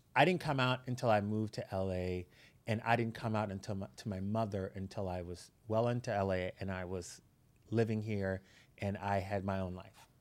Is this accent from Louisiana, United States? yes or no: yes; Breaux Bridge, Louisiana, United States; moved away as an adult; now in Los Angeles, United States; I grew up in a really small town in Louisiana